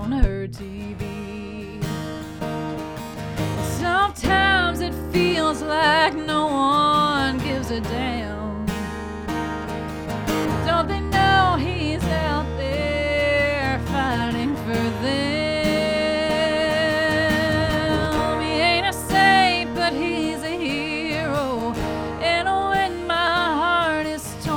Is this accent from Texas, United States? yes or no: no; Pensacola Beach, Florida, United States; I'm from Pensacola Beach, Florida